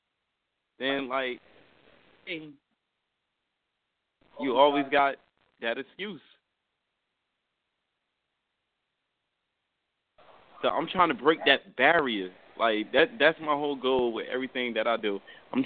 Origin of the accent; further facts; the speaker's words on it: Newark, New Jersey, United States; I come from Newark